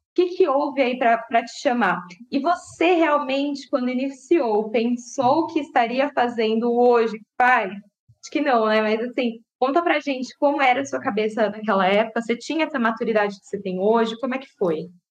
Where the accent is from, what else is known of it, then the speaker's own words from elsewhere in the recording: Francisco Morato, São Paulo, Brazil; now in Jundiaí, Brazil; vim de Francisco Murato, meus pais eram nordestinos